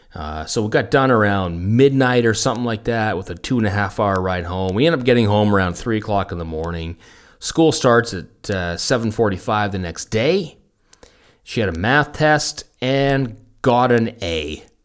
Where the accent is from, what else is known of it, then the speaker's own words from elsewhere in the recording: near Fort Langley, British Columbia, Canada; moved away; also born or lived in Munich; Fort Langley, British Columbia, so cu, somewhere near my hometown